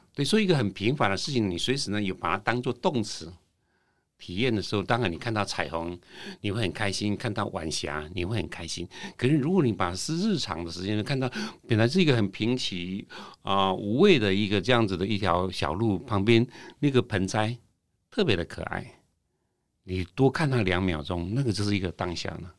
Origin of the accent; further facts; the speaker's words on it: Taiwan; 我们台湾人